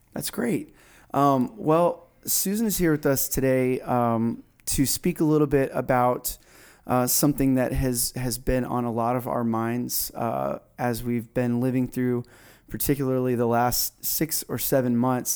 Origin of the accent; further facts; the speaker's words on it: South Florida, United States; I grew up down in South Florida